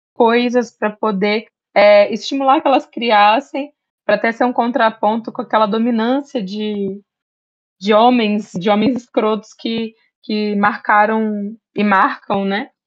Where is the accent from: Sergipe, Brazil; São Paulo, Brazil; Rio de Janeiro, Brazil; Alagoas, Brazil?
Rio de Janeiro, Brazil; Barra Mansa; eu sou do interior de Barra Mansa